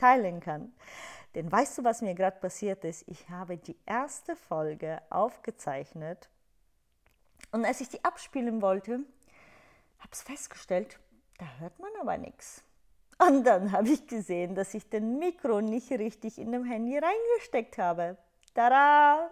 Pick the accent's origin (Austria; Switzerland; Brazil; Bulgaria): Bulgaria; German is a second language; moved away; du hörst es ja in meiner Aussprache, ich komme aus Bulgarien, habe meinen Akzent, ich habe auch keine perfekte Grammatik.